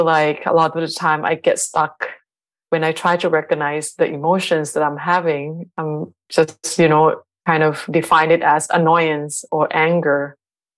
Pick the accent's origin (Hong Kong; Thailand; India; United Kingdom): Thailand; also born or lived in Bangkok / Lampang; now in Hamburg, Germany; So I'm calling from Hamburg, Germany, but I'm originally from Thailand.